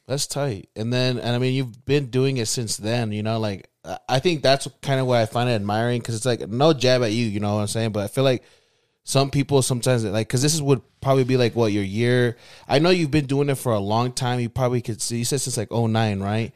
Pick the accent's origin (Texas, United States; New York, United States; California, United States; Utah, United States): Utah, United States; West Valley City; I'm from West Valley